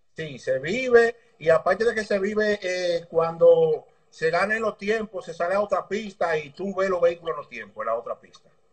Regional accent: Dominican Republic; Yo soy nacido y criado en el Congo, por lo Nuevo, ahí en la calle España, detrás de la Sirena.

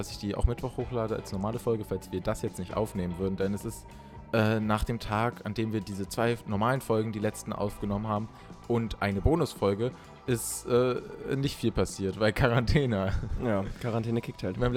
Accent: Berlin, Germany; Okay, wir kommen beide aus Berlin.

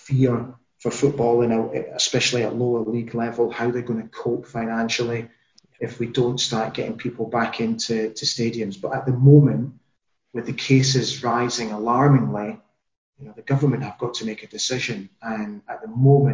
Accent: Aberdeen, Scotland, United Kingdom; also born or lived in Netherlands / Qatar; now in Salzburg, Austria; we moved to Aberdeen from Holland in the summer of 1979

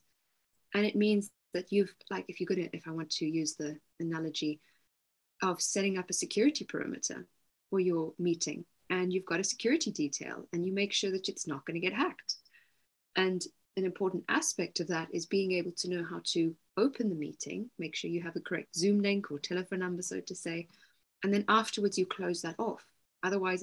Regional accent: South Africa; moved away as an adult; also born or lived in Cape Town; now in East Sussex, United Kingdom; I'm also South African, I was living near Cape Town at the time

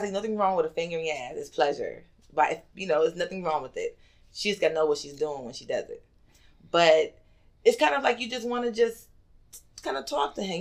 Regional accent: Bridgeport, Connecticut, United States; moved away as an adult; now in Georgia, United States; Originally, I am from Connecticut, from Bridgeport

